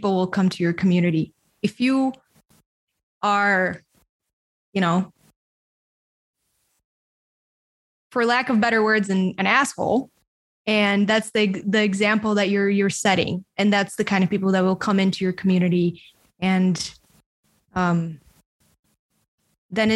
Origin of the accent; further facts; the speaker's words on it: Bulgaria; I grew up in a small country called Bulgaria in Eastern Europe